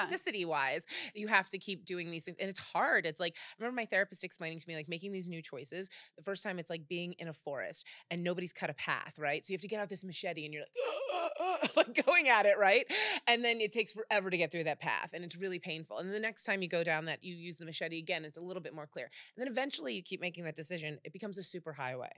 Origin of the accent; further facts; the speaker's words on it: Cleveland, Ohio, United States; moved away as an adult; also born or lived in Texas / New York; now in Los Angeles, United States; I was born in Texas and grew up in Cleveland